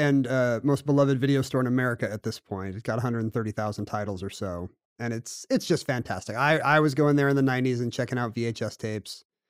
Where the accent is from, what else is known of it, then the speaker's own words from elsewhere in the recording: South Korea; Like I grew up in South Korea, and so we would have to go on field trips to the temples and palaces and folk villages